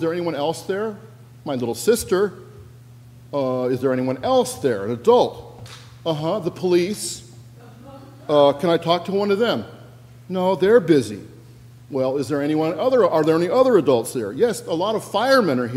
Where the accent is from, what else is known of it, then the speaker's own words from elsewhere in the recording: Washington, United States; moved away; my home state of Washington